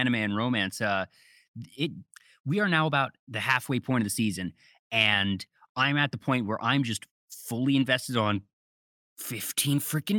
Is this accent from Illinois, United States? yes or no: no; Maryland, United States; I grew up in Maryland, so I'm used to having all four seasons.